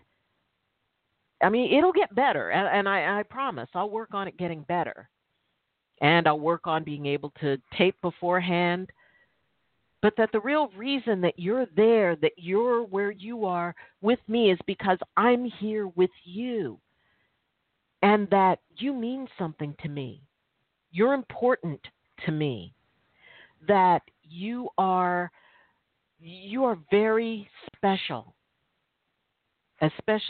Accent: Milpitas, California, United States; I grew up in Milpitas, California, which back then it was considered pretty rural, pretty country

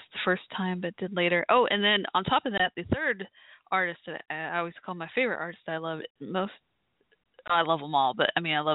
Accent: Dallas, Texas, United States; my hometown, Dallas, Texas area

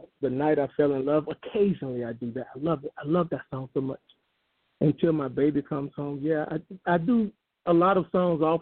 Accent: Brunswick, Georgia, United States; my hometown, Brunswick, Georgia

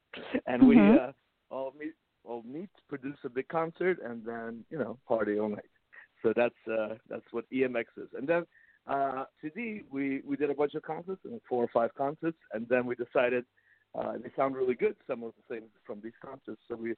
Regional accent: United States; also born or lived in Russia; We're from Russia. I was born in Russia, and how cool! They started me off on violin at age 4. Then we immigrated to America when I was 7.

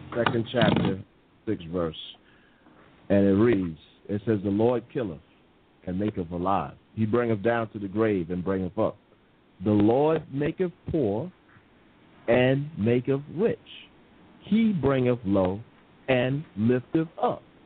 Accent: United States; moved away as an adult; now in England, United Kingdom; I'm the American here in England

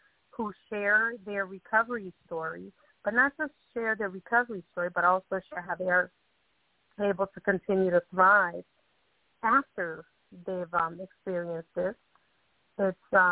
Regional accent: Boston, Massachusetts, United States; I grew up in Boston

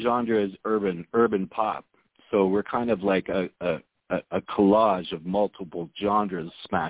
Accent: Toronto, Ontario, Canada; we're from the 6. We're from Toronto, Canada.

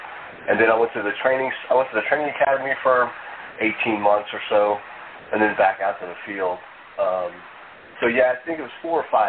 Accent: Northern Virginia, United States; also born or lived in Alexandria, Virginia / Washington, D.C.; in my hometown here in Northern Virginia. That took me to Alexandria, Virginia.

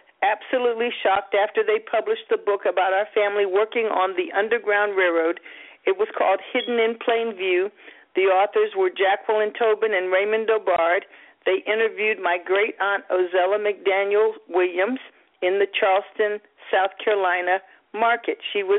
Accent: Baumholder, Rhineland-Palatinate, Germany; born there; I was born in Baumholder, West Germany, and my father married my mother when they met at West Virginia State and was commissioned in ROTC to Germany.

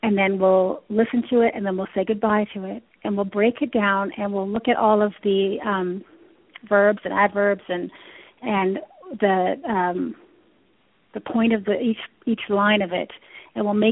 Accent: London, Ontario, Canada; moved away; also born or lived in Toronto; I grew up in Canada. I'm from London, Ontario.

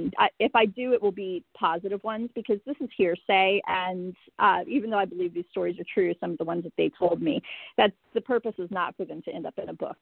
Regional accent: San Antonio, Texas, United States; that happened in my hometown of San Antonio. How do we not know this?

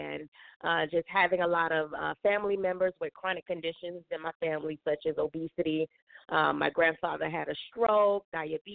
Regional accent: Fort Lauderdale, Florida, United States; I was born and raised in Fort Lauderdale, Florida

